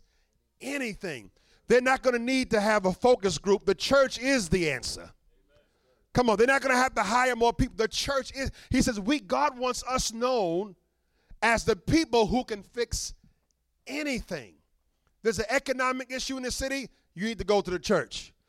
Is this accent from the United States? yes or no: yes; New York City, New York, United States; I grew up in Brooklyn